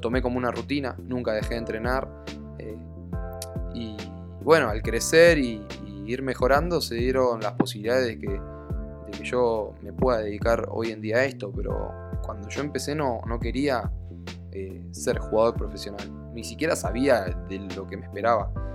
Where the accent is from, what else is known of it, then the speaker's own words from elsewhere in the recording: Argentina; now in Spain; yo hoy en día estoy viviendo en España, soy de Argentina, pero estoy viviendo en España